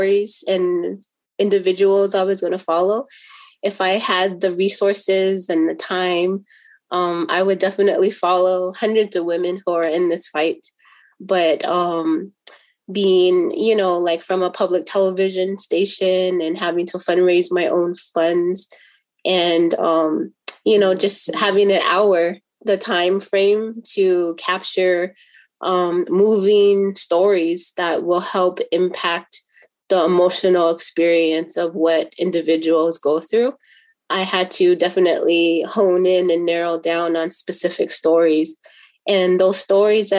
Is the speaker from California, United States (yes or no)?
yes; Los Angeles, California, United States; also born or lived in Twin Cities, Minnesota; now in Minneapolis–Saint Paul, United States; I grew up in Los Angeles area. I now make my home in Twin Cities area.